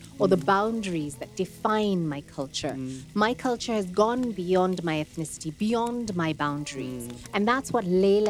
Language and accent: English; Nairobi, Kenya; I'm like, no, I'm Kenyan. I'm from Nairobi and you're not going to ask me my tribe.